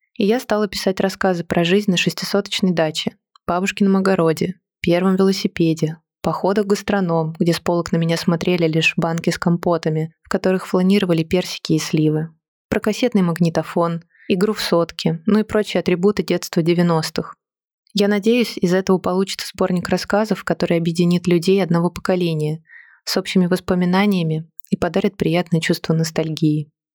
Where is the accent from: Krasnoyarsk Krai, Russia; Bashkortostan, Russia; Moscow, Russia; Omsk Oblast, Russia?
Moscow, Russia; Я родилась и выросла в Москве.